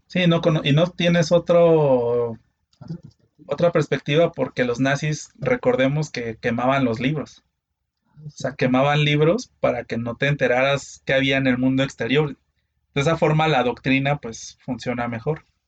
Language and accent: Spanish; Mexico City, Mexico; now in Guadalajara, Mexico; yo nací de fequense, como le llaman, pero también ya llevo aquí en Guadalajara 15 años, así que pues creo que ya soy más de Guadalajara que de Ciudad de México